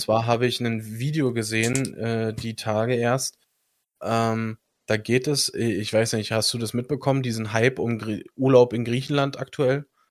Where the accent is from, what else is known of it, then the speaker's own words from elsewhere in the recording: Germany; ich als Deutscher